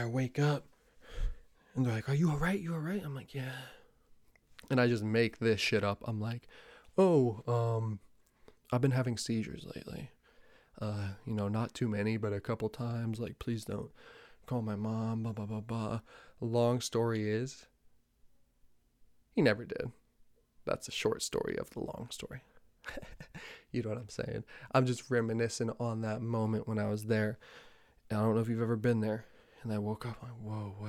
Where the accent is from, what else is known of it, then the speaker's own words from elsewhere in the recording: New Jersey, United States; growing up in Jersey